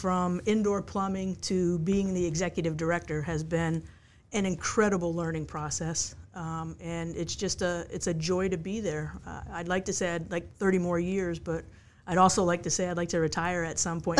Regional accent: Connecticut, United States; I came here from Connecticut to go to what I know as Mary Washington College, and graduated in 1985 from there

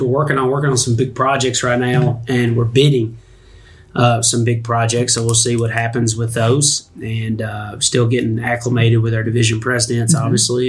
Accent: Smyrna, Tennessee, United States; also born or lived in Murfreesboro, Tennessee; I was born in Murfreesboro, and I grew up in Smyrna

